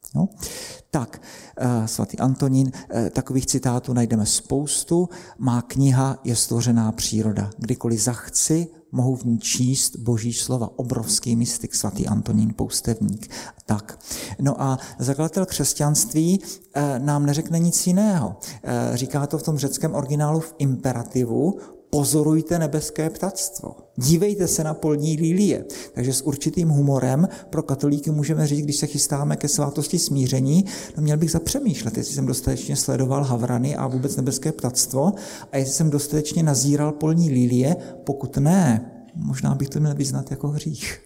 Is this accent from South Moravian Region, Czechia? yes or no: yes; Brno, South Moravian Region, Czechia; Já jsem z Brna